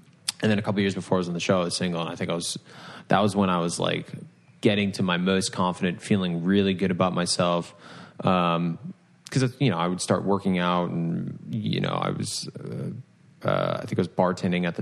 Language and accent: English; Rhode Island, United States; I'm from Rhode Island, born and raised.